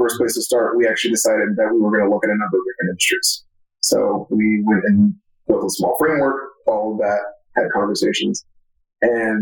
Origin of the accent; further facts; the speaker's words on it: Florida, United States; I'm from Florida